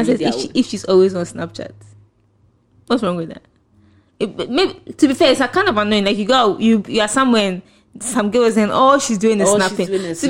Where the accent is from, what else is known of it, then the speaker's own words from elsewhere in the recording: Ghana; accent: Ghanaian; my Ghanaian accent